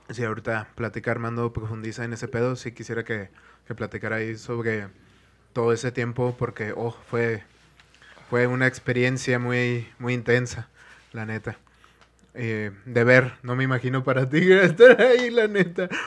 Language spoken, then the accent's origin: Spanish; northern Mexico, Mexico; norteño en, tierras de, de, Moctezuma